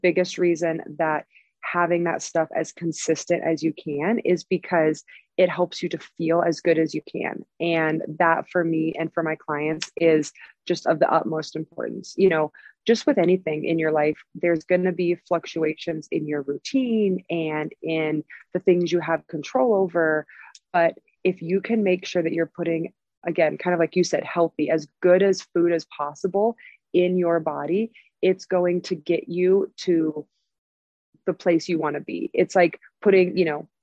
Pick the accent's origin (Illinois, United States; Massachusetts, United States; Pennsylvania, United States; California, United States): California, United States; Southern; moved away as an adult; also born or lived in San Diego; now in Denver, United States; I moved from San Diego. So I have lived in Southern California my whole life.